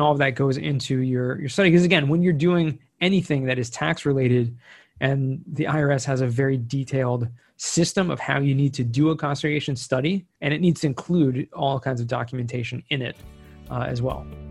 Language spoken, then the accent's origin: English; Southern California, United States; now in Israel; I grew up in Southern California, so I'm American